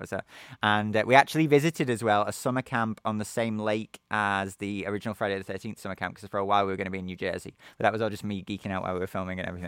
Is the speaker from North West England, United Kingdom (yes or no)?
yes; Liverpool, North West England, United Kingdom; moved away as an adult; also born or lived in Naples, Italy; my hometown of Liverpool in England